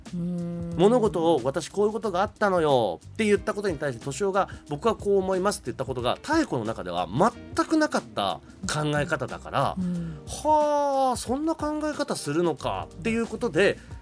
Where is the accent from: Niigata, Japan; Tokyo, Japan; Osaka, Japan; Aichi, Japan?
Tokyo, Japan; 僕もまあ出身が東京